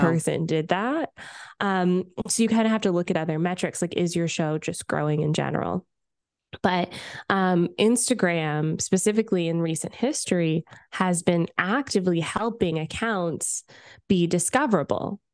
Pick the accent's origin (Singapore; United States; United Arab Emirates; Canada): Canada; I'm Canadian